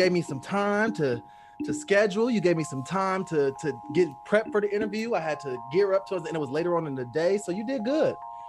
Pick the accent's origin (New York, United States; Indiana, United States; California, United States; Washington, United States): Indiana, United States; Fort Wayne; Fort Wayne, Indiana.